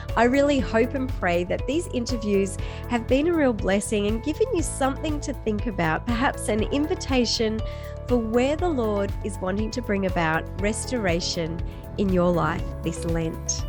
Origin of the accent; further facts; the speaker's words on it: Australia; also born or lived in far north Queensland; in Australia, we don't think we have an accent